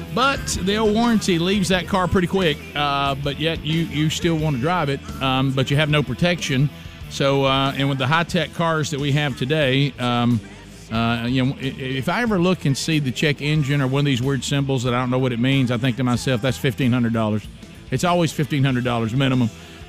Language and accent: English; Birmingham, Alabama, United States; Bubba and I grew up in and around Birmingham.